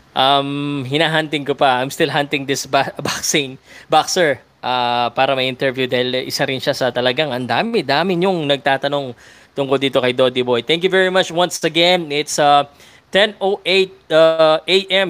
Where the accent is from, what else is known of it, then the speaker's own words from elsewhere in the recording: Philippines; Filipino ako eh